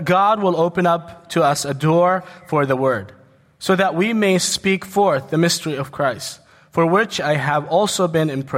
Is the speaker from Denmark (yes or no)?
no; Jordan; moved away as an adult; also born or lived in New York, United States; I was born in the States, New York. But I grew up in Jordan, and I came back to the States in 2001